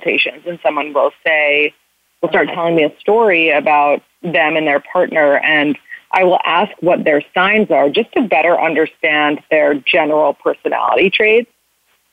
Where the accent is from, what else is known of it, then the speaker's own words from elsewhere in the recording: New York City, New York, United States; I am 30 and I'm from New York City